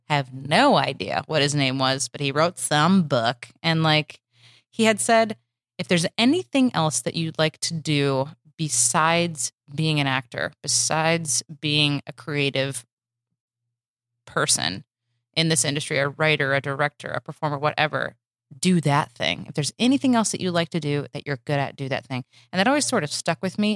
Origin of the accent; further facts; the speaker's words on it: Michigan, United States; moved away as an adult; also born or lived in Chicago; now in Los Angeles, United States; I'm from Michigan.